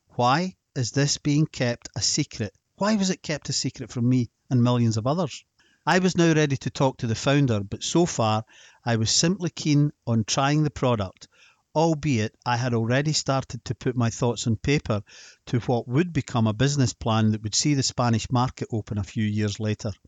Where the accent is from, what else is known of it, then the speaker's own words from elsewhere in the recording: Scotland, United Kingdom; Being Scottish and then just forty-six years old